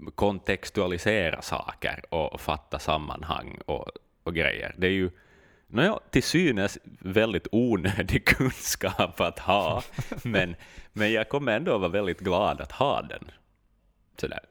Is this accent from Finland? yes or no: yes; Finland